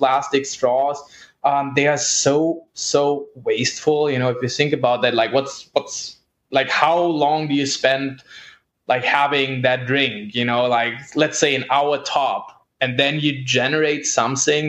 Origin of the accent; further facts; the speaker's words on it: Germany; moved away; I'm originally from Germany